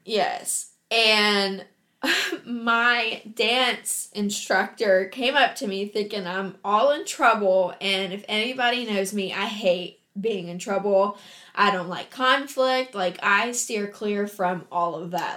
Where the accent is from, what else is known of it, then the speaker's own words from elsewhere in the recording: Huntington, West Virginia, United States; I was born and raised in Huntington, West Virginia